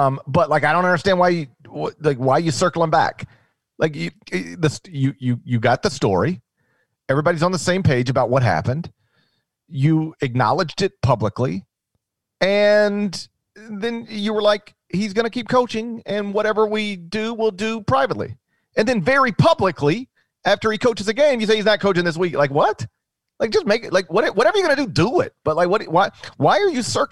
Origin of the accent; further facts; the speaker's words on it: the South, United States; I grew up in the South